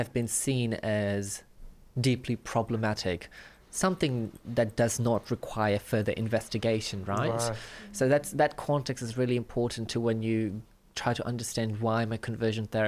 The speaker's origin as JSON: {"language": "English", "country": "Fiji", "tie": "born or raised there", "moved": "yes", "lives_now": "Auckland, New Zealand", "said": "I grew up in Fiji during a time it was a crime to be gay."}